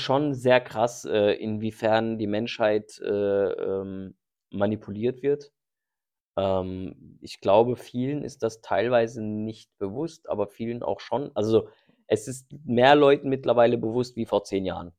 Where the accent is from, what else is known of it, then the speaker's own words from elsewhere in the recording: Germany; meine Heimat ist hier in Deutschland.